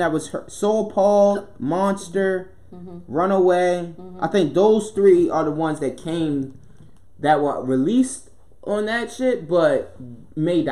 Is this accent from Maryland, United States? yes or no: yes; Baltimore, Maryland, United States; I'm from Baltimore